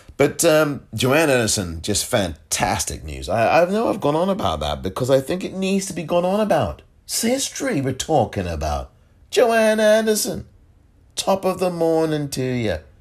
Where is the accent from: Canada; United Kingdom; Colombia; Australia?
United Kingdom; England; I am from England